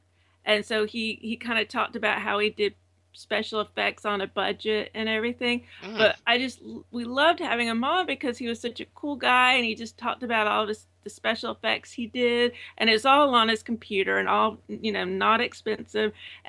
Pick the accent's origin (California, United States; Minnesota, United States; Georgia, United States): Georgia, United States; Savannah; also born or lived in Alabama; now in Florida, United States; I'm originally from Savannah, Georgia, but I've made the trek to Alabama, and then now I'm in Florida.